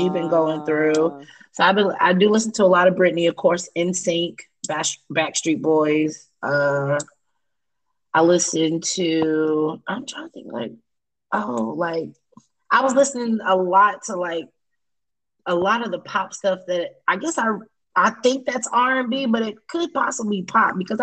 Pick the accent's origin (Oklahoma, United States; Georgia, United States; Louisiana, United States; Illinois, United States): Georgia, United States; Atlanta; I'm from Atlanta